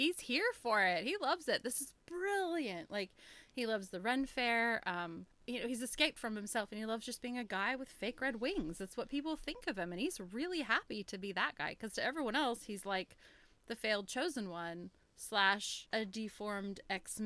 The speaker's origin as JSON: {"language": "English", "country": "United States", "said": "I'm from the States"}